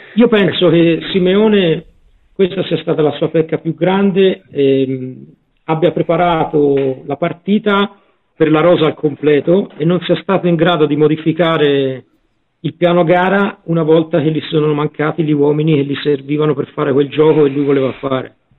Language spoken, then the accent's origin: Italian; Tuscany, Italy; io e il prof siamo, siamo toscani